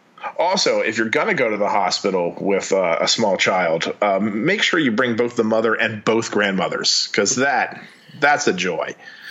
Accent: Louisiana, United States; we're from Louisiana

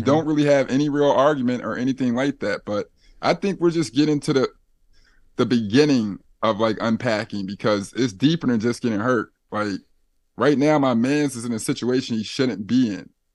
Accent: Philadelphia, Pennsylvania, United States; we're both from Philly

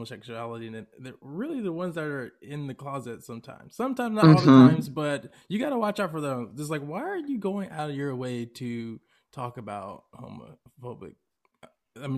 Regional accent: Atlanta, Georgia, United States; I'm from Atlanta

